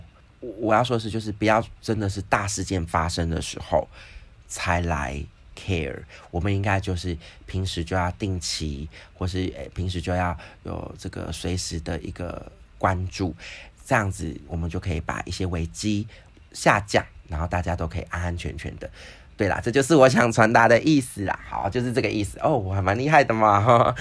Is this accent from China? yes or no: no; Taiwan; 我觉得我们台湾人就是棒棒